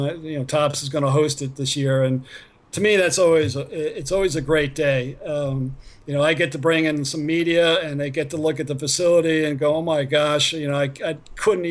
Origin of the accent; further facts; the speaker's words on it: New York, United States; I'm an East Coaster. I grew up in New York